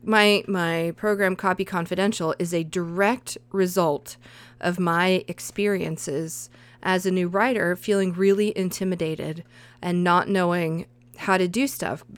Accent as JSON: {"language": "English", "region": "the South", "country": "United States", "accent": "southern", "said": "I think my accent comes out"}